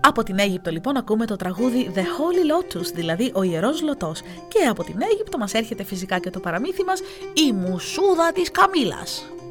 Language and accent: Greek; Heraklion, Crete, Greece; τον τόπο μου